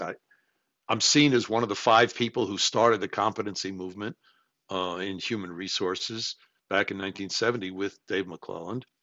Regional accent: New York City, New York, United States; I grew up in New York City.

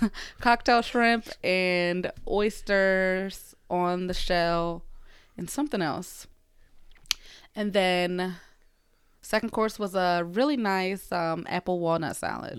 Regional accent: Philadelphia, Pennsylvania, United States; moved away; my hometown, Philly

